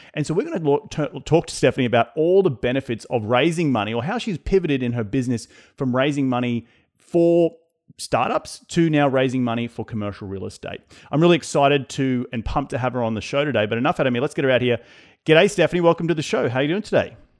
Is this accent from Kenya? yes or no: no; Australia; accent: Australian; my Australian accent